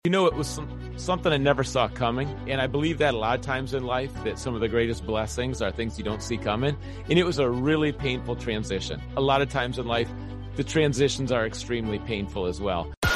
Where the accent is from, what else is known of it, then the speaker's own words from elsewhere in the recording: Minneapolis, Minnesota, United States; ever since I was three years old, I grew up on the University of Minnesota campus